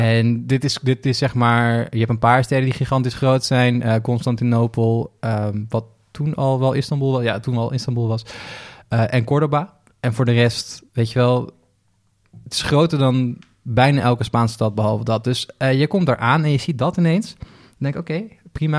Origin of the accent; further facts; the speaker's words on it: Flevoland, Netherlands; Ik kom zelf uit Flevoland, de hele provincie die is opgezet om, daar boeren neer te zetten